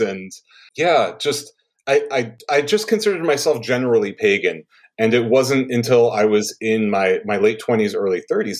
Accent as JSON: {"language": "English", "area": "Hudson River", "region": "New York", "country": "United States", "tie": "born or raised there", "said": "I grew up on the Hudson River in actually the house that my grandfather and grandmother lived"}